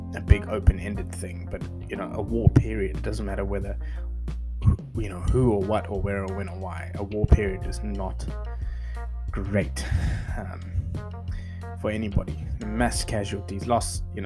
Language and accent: English; South Africa; as a South African